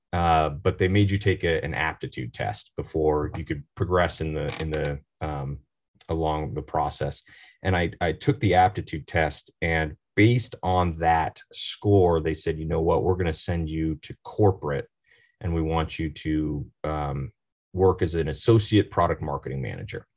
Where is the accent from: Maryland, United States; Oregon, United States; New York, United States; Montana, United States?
Oregon, United States; I'm from Oregon, born and raised